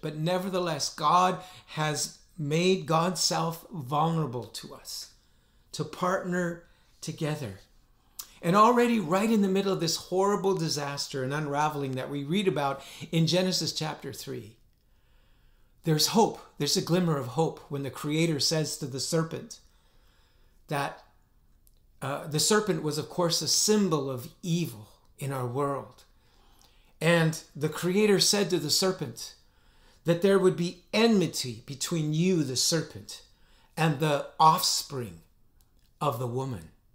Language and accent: English; northern Alberta, Canada; my hometown in northern Alberta